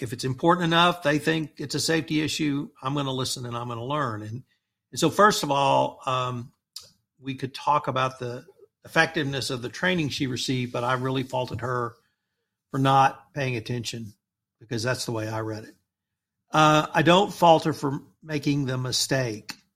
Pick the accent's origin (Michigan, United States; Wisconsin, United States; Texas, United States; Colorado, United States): Texas, United States; Texas Gulf Coast, United States; me growing up on the Texas Gulf Coast